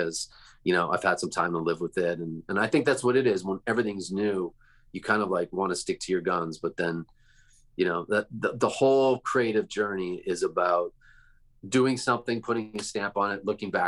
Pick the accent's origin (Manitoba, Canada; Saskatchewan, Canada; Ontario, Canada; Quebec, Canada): Ontario, Canada; Toronto; now in California, United States; I grew up in Toronto.